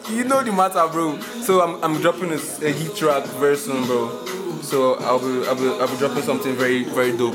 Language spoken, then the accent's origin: English; Port Harcourt, Rivers State, Nigeria; also born or lived in Akwa Ibom; Actually, actually, my people, I'm from Akwa Ibom, but I was I was born and raised in Port Harcourt City, Nigeria.